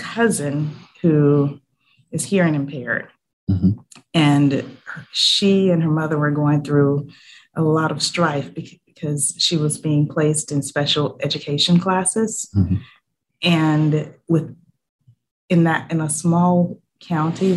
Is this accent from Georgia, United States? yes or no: yes; Montezuma, Georgia, United States; moved away as an adult; now in Savannah, United States; I grew up in Montezuma, Georgia, which is a very small town in what I like to call lower middle Georgia.